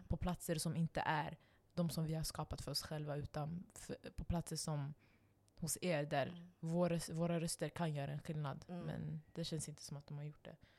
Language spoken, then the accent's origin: Swedish; Stockholm, Stockholm County, Sweden; Alltså, för jag växte upp där. Jag växte upp på reaktor. Jag växte upp på eh, Husby ungdomsgård